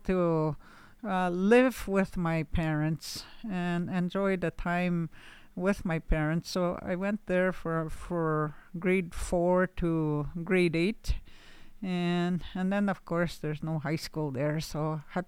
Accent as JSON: {"language": "English", "country": "Canada", "tie": "born or raised there", "also_born_or_lived": "Laxo First Nation / Nigwans Bay / Pelican Lake Indian Residential School", "moved": "yes", "lives_now": "Frenchman's Head, Canada", "said": "I'm from Laxo First Nation. I grew up in Nigwans Bay and Kijik Bay, and now I reside in Frenchman's Head"}